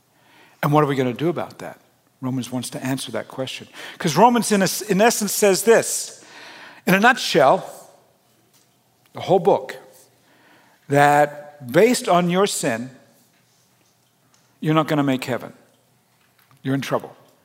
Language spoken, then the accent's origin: English; New South Wales, Australia; moved away; growing up in Australia, our family lived in the mountains. We lived 60 miles west of Sydney